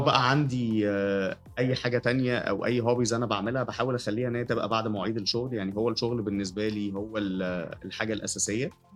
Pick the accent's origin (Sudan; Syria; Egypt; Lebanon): Egypt; Cairo, Cairo Governorate; also born or lived in Jeddah, Saudi Arabia; أنا اتولدت في القاهرة بس كنت بسافر كتير عشان والدي آه، كان بيشتغل أوقات شغله يعني كانت كتير أوي بتبقى بره مصر